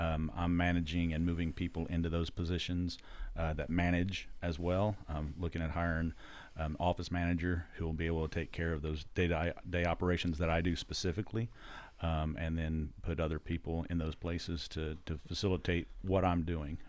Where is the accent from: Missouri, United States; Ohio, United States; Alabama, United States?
Missouri, United States; Bolivar; also born or lived in Alton, Illinois; I'm from Bolivar. So I graduated high school from Bolivar